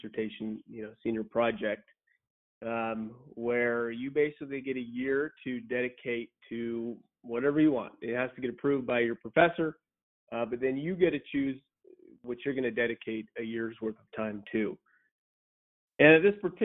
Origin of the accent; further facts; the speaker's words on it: Central Oregon, United States; also born or lived in San Luis Obispo, California; I grew up in Central Oregon